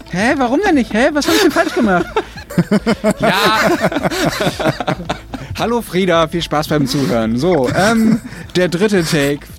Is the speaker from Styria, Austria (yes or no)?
yes; Styria, Austria; now in Switzerland; Ich bin Steirerin im Herzen und wohne in der Schweiz, also ich mache sozusagen Entwicklungshilfe da.